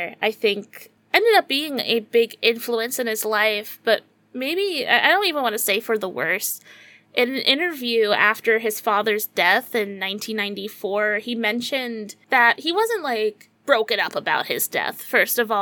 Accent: United States; as an American

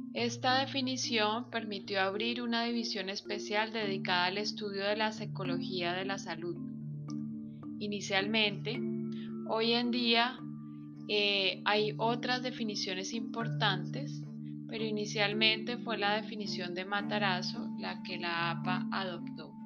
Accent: Colombia; como colombianos

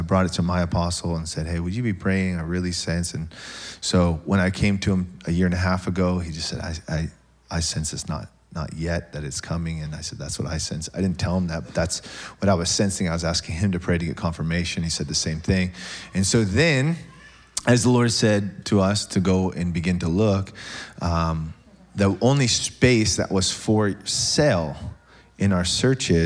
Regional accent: Tacoma, Washington, United States; I'm from Tacoma

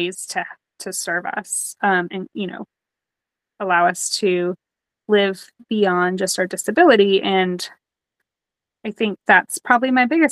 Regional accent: Nashville, Tennessee, United States; moved away as an adult; also born or lived in Detroit, Michigan / North Carolina / Cleveland, Ohio; I was born in Detroit, but I moved to the South when I was about 10. And I was raised in the Nashville area

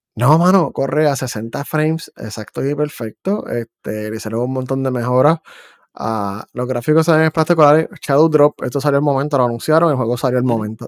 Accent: Puerto Rico; accent: boricua; now in United States; yo soy de Puerto Rico y vivo en Estados Unidos

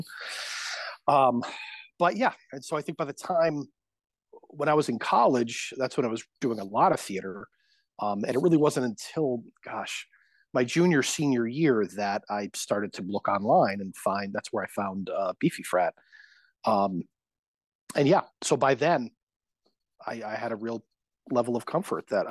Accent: Connecticut, United States; I grew up playing sports, and I was a kid from Connecticut.

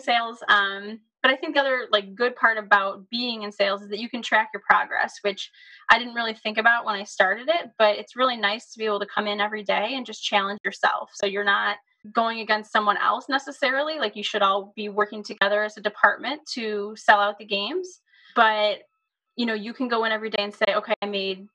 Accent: Buffalo, New York, United States; I grew up in the Buffalo area

